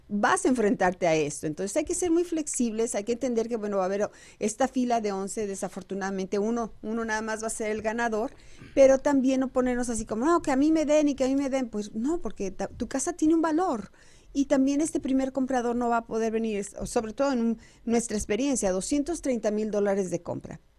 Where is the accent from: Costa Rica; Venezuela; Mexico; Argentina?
Mexico; now in United States; información oportuna para todos los que somos nuevos aquí en Estados Unidos. Sí, también porque eso también eh, venimos de México con esa inquietud de llegar y comprar casa